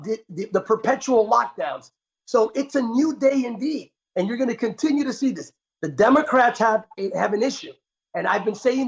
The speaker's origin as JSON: {"language": "English", "town": "Bethlehem", "region": "Pennsylvania", "country": "United States", "tie": "born or raised there", "said": "Lehigh University grad here where my hometown, Bethlehem."}